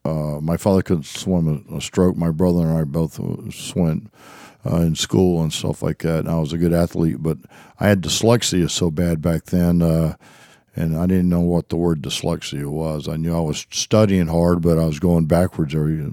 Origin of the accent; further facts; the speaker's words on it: South Carolina, United States; Well, we kind of lived out in the hills and in the foothills of the mountains, and my father was probably my greatest mentor or advisor before growing up out there in the hills.